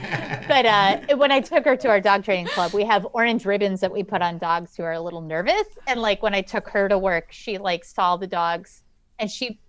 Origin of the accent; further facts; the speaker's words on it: United States; I'm American